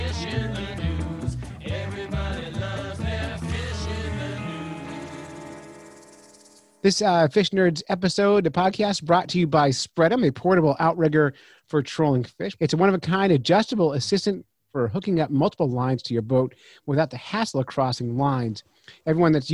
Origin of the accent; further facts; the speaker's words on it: United States; I'm American